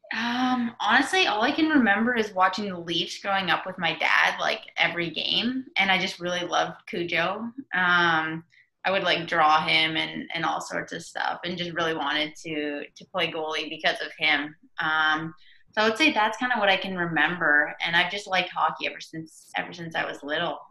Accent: Waterford, Connecticut, United States; I lived growing up in Waterford.

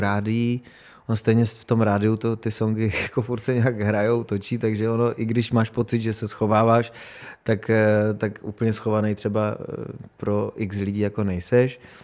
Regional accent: Beskids, Czechia; jsem z Besky

